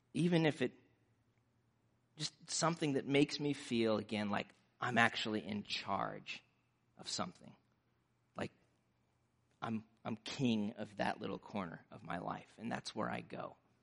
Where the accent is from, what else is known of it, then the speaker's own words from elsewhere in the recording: Nebraska, United States; growing up in Nebraska